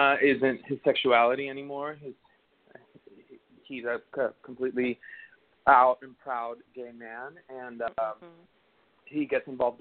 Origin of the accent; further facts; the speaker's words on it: Caracas, Capital District, Venezuela; moved away as an adult; also born or lived in South Florida; now in Los Angeles, United States; was born and raised in Venezuela, in Caracas, Venezuela, and I lived there up until I was 19.